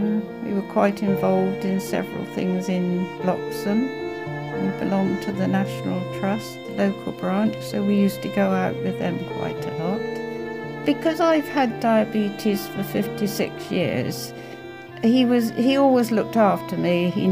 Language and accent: English; Southampton, South East England, United Kingdom; born there; so I'm 83. I was born in Southampton. My husband was a teacher, so we moved around quite a lot, but we've been here 47 years.